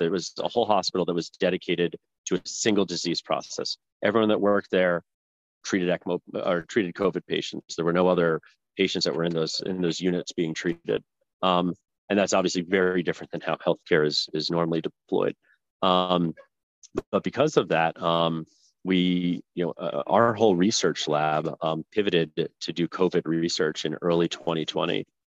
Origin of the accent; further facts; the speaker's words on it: New Jersey, United States; moved away as an adult; also born or lived in Virginia; I grew up in uh, New Jersey